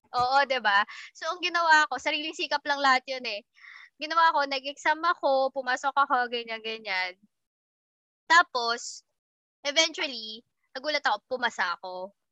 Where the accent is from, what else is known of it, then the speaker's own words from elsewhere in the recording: Las Piñas, Metro Manila, Philippines; taga Las Piñas ako